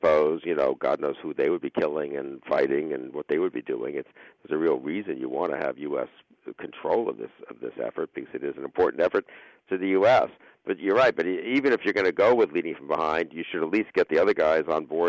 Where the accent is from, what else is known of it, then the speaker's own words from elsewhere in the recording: United States; I really do hope that, just as obviously an American.